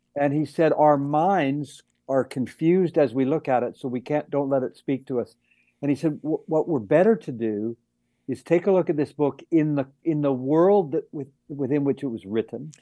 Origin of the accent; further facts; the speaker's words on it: Vancouver, British Columbia, Canada; I'm from Vancouver